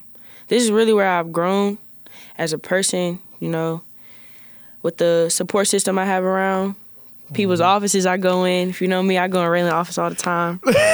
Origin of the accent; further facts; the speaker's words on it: Upper Marlboro, Maryland, United States; also born or lived in Washington, D.C.; I'm from Prince George's County, Maryland. I was born in Washington, D.C., but I was raised majority of my life in Upper Marlboro, Maryland.